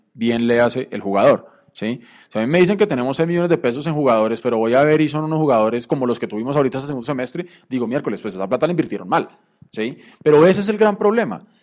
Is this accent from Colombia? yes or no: yes; Bogotá, Colombia; todos crecimos y nos acostumbramos a ir al Estadio del Campín, que quedan galerías, un punto muy central para los que vivimos en el norte, en el sur, occidente u oriente